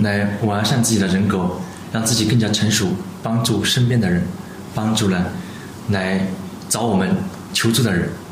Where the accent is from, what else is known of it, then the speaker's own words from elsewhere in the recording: China; 我们中国人跟西方人有差别